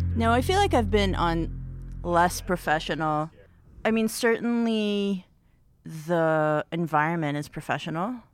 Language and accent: English; Israel; now in United States; I'm from Israel originally